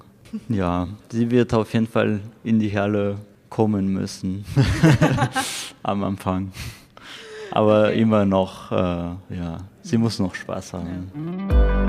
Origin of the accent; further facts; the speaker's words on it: France; German is a second language; moved away as an adult; now in Paderborn, Germany; Ich komme aus Frankreich, bin seit fünf Jahren in Deutschland